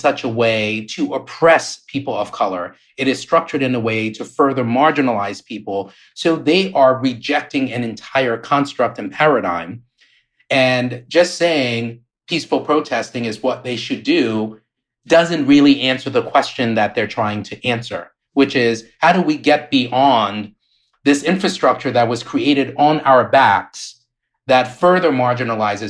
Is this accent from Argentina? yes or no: no; Liberia; born or raised there; moved away; also born or lived in Maryland, United States / New York